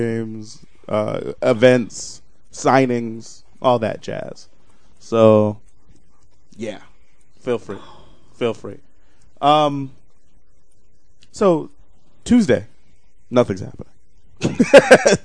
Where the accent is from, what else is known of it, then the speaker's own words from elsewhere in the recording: United States; I'm American, so I say gosh